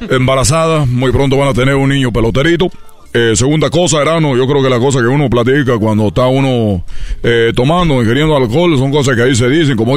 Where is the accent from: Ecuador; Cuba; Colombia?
Cuba; No me dijo chico, pero porque yo soy de Cuba, entonces yo digo, tengo que decir chico, si no, no va a aparecer de Cuba.